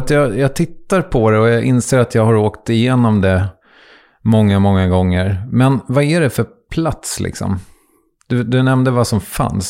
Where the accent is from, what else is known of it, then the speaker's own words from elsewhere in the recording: Strängnäs, Södermanland, Sweden; jag kommer ju från Strängnäs